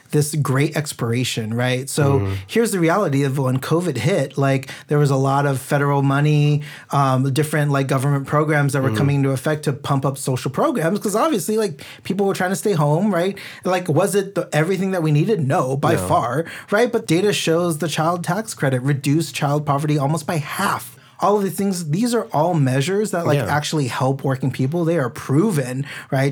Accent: Santa Ana, California, United States; now in Long Beach, United States; when I grew up in Santa Ana

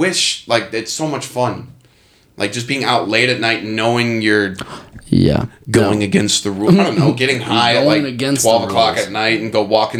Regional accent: Ohio, United States; I'm from Ohio. I'm from the Northeast.

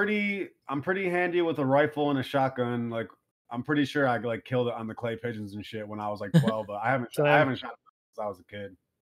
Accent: Michigan, United States; I'm from Michigan.

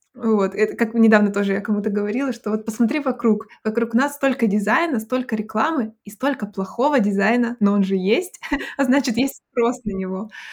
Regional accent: Abakan, Khakassia, Russia; moved away as an adult; also born or lived in Saint Petersburg; now in Hanover, Germany; сама из России, из небольшого города, я сейчас скажу, но я всегда предупреждаю, вы, наверное, не знаете о таком городе, город Абакан

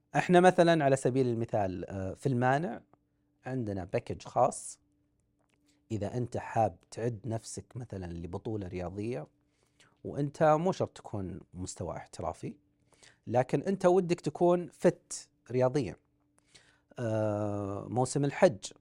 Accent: Saudi Arabia; احنا عندنا في السعوديه مشهوره مباريات الحواري

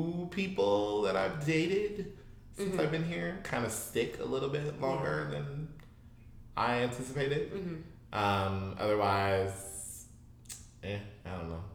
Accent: Midwest, United States; now in San Francisco Bay Area, United States; we're from the Midwest

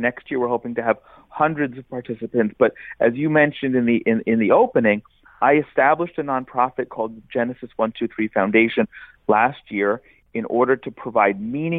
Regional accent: New Jersey, United States; moved away as an adult; also born or lived in Atlanta; I am an Orthodox Jew. I was born and raised in New Jersey. I spent several years in Atlanta studying at Emory and working there afterward.

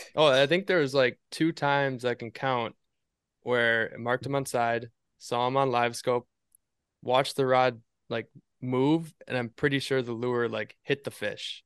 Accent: Appleton, Wisconsin, United States; now in Eagle River, United States; we are actually born and raised in Appleton, Wisconsin, which is really close to Green Bay

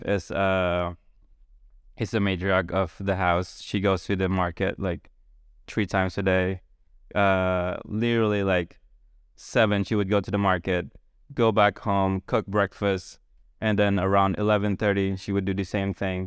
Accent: Philippines; moved away as an adult; also born or lived in Boston, United States; now in Charleston, United States; still growing up in the Philippines

